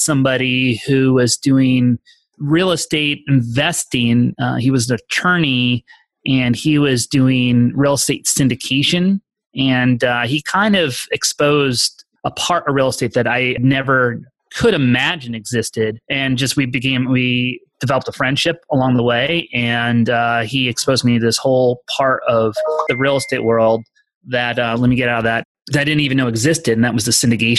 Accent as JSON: {"language": "English", "region": "East Coast", "country": "United States", "tie": "born or raised there", "also_born_or_lived": "Colorado", "moved": "as an adult", "said": "from where I grew up on the East Coast, where I moved and studied in college, which is in Colorado, and then moving eventually out here out West"}